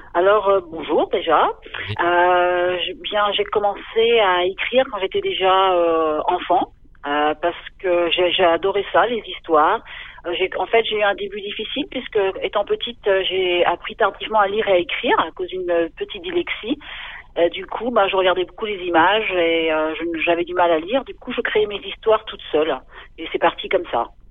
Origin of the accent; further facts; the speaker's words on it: Concarneau, Brittany, France; also born or lived in Quimper; je suis originaire de Concarneau donc euh, une station balnéaire de, de, Bretagne. Et euh, donc j'ai vécu là-bas et puis à Quimper aussi